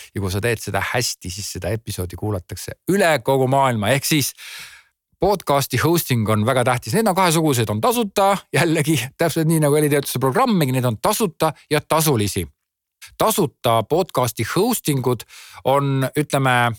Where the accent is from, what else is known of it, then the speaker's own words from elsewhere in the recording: Estonia; olles eestlane